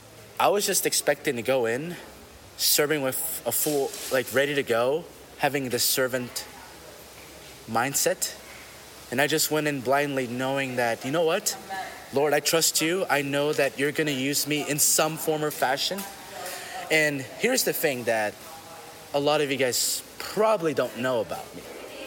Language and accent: English; United States; And for me, I grew up in America my whole life. I essentially am more culturally American.